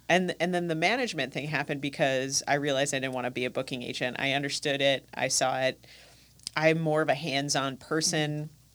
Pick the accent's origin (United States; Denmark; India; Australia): United States; also born or lived in New Zealand; now in Milwaukee, United States; being an American, uh, and going to New Zealand